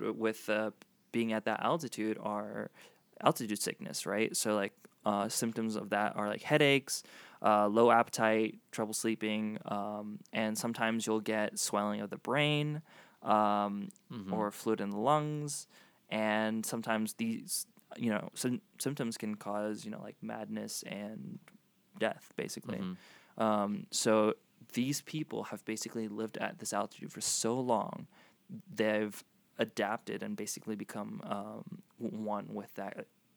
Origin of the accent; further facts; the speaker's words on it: Florida, United States; moved away as an adult; also born or lived in South Africa / Los Angeles; I grew up mostly in Florida. I moved from South Africa when I was 8, and then I grew up in Florida, and then I moved to L.A.